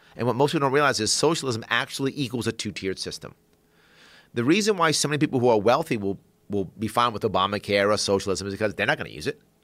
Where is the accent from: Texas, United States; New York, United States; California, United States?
New York, United States; New York City; I grew up in South Bronx